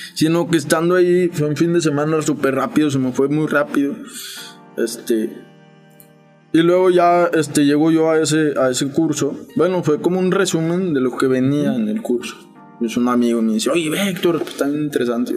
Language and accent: Spanish; Saltillo, Coahuila, Mexico; Sí, soy de Saltillo.